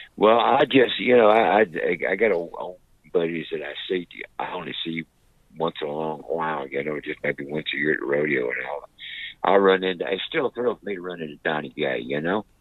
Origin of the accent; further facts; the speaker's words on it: Wilmington, North Carolina, United States; I'm from Wilmington, North Carolina, which is a seaport town.